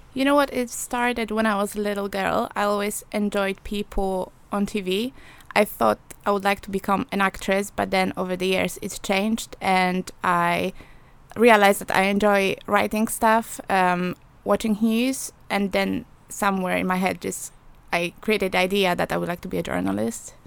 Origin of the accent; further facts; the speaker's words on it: Poland; English is a second language; moved away as an adult; now in England; I'm from Poland